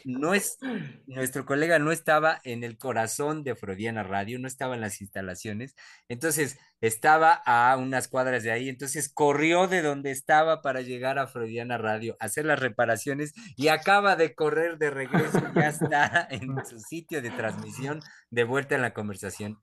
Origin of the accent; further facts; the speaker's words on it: Mexico; como psicoanalistas mexicanos